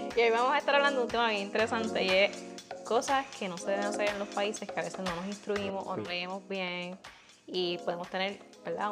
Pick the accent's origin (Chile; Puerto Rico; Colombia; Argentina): Puerto Rico; Hatillo; yo soy de Atillo, o sea, en Atillo hay muchas vacas también